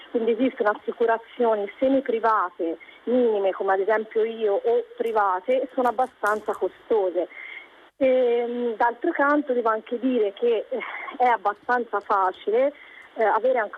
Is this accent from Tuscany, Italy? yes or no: yes; Pisa, Tuscany, Italy; now in Germany; sono toscana, sono di Pisa, sono stata a fine settembre a Pisa